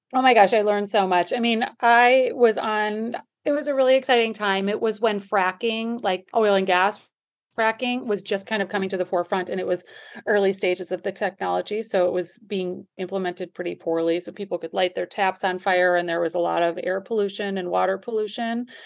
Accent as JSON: {"language": "English", "area": "a suburb of Milwaukee", "region": "Wisconsin", "country": "United States", "tie": "born or raised there", "also_born_or_lived": "New York City", "moved": "as an adult", "lives_now": "Miami, United States", "said": "I grew up in Wisconsin, a suburb of Milwaukee"}